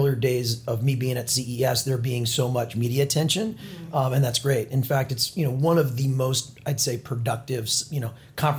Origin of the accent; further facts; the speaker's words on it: Orange County and San Diego, Southern California, United States; moved away as an adult; now in New York, United States; I'm from Southern California, born and raised, Orange County in San Diego. I came out to New York 2004